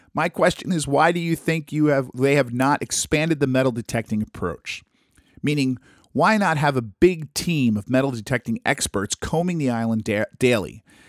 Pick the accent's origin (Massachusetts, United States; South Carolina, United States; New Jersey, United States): New Jersey, United States; my home state of New Jersey